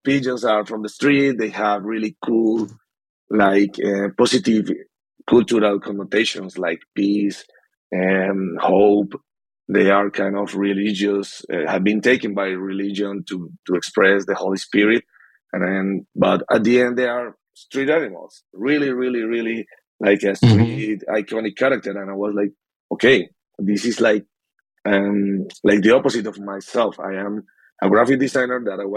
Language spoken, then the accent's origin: English; Cartagena, Bolívar, Colombia; my hometown, Cartagena.